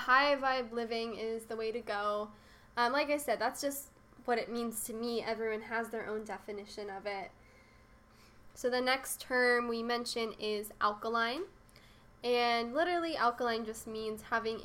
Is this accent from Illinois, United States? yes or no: no; Santa Barbara, California, United States; also born or lived in San Diego; my hometown of Santa Barbara